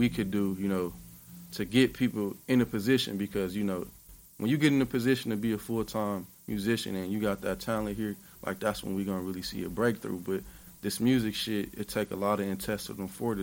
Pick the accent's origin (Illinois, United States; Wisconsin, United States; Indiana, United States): Wisconsin, United States; Milwaukee; I'm from Milwaukee.